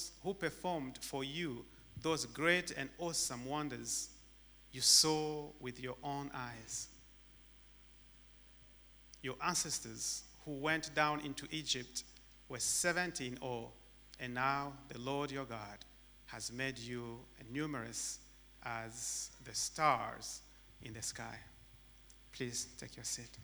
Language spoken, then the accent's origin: English; DR Congo; English is a second language; moved away; also born or lived in Tanzania; back in the Congo, when the English subject came, we just made noise so that the teacher can kick us out from his class